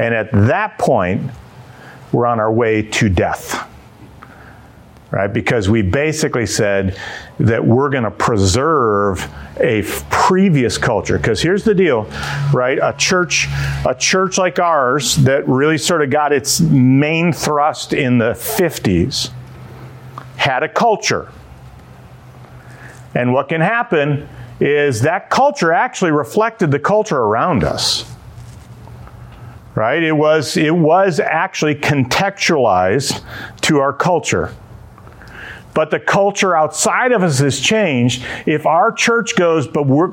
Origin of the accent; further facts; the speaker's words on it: Dearborn Heights, Michigan, United States; when I grew up in Dearborn Heights